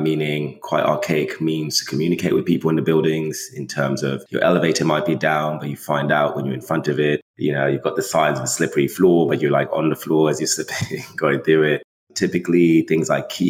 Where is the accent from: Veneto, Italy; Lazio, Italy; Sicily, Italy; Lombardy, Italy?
Lazio, Italy; Rome; moved away as an adult; also born or lived in Canada; now in Brooklyn, United States; I was raised in Italy. So I'm from Rome. That's where I was raised. English school, hence the accent, in Italy